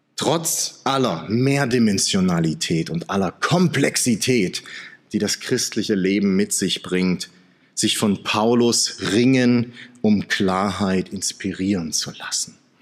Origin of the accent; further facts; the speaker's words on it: Saxony, Germany; now in Swabia, Germany; als Sachse, der im Schwabenland lebt